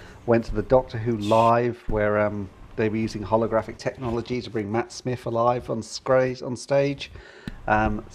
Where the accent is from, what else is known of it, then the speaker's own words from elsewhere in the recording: United Kingdom; being British